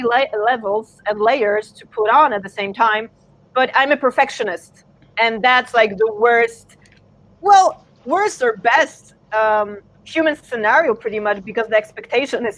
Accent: San Diego, California, United States; also born or lived in Warsaw, Poland; I was born in Warsaw, Poland, but I was snagged by my parents over to California, like, early on when I was, like, 2. So pretty much I grew up in an American kind of situation, you know, San Diego

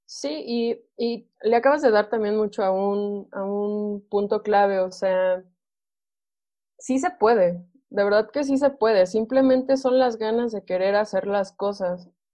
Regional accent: Tulancingo, Hidalgo, Mexico; yo soy originaria de, de Tulancingo Hidalgo, con mucho orgullo siempre lo, lo presumo

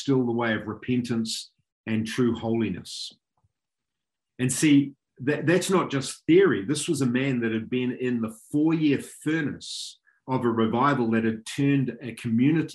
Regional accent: Auckland, New Zealand; moved away as an adult; now in Tauranga, New Zealand; I grew up in Auckland, so I'm very fond of Auckland.

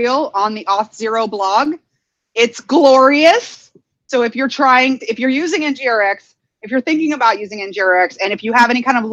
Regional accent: Texas, United States; I'm from Texas

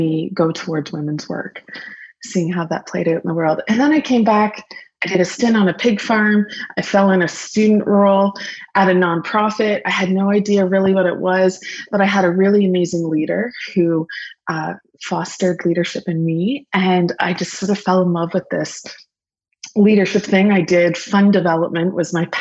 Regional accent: Lambton County, Ontario, Canada; also born or lived in Guelph / Germany; I am rural born. I grew up in Lambton County.

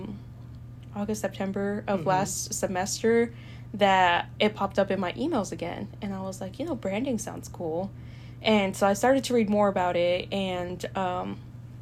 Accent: El Salvador; now in United States; I am not from the United States. I'm from El Salvador

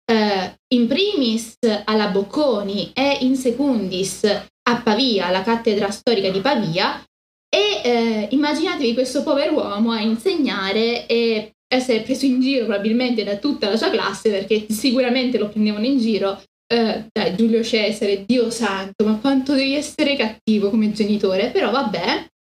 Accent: Spain; Italian is a second language; della Sierra tra l'altro cose così, sono spagnola.

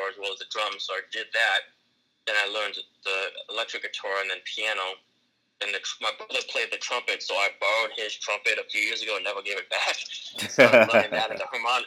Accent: Arkansas, United States; moved away as an adult; also born or lived in Florida; now in Minnesota, United States; I was born in Florida and spent most of my life in Arkansas

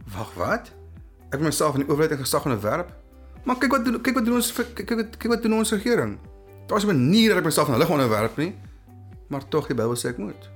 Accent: South Africa; baie van ons Afrikaans sprekendes

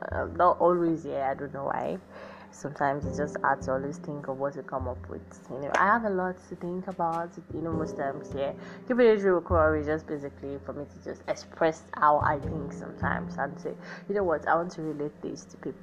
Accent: Nigeria; me now being as a Nigerian

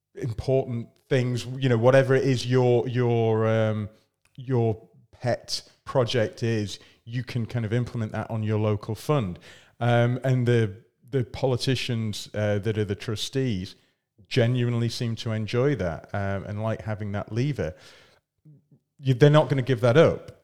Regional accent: Scotland, United Kingdom; I'm from Scotland.

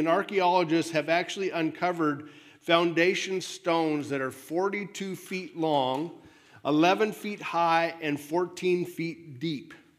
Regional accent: United States

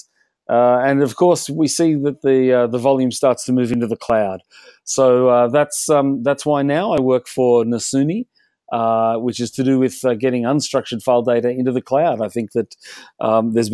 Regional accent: Australia; accent: Australian; moved away as an adult; also born or lived in London; now in Europe; My accent is Australian, but I've lived here in Europe for nearly 30 years

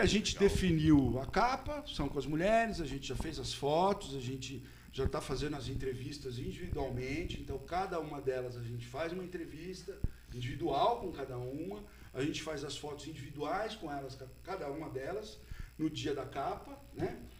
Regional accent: São Paulo, Brazil; now in Botucatu, Brazil; eu nasci, eu sou da Simba, do Catu, tudo, mas minha juventude foi em São Paulo

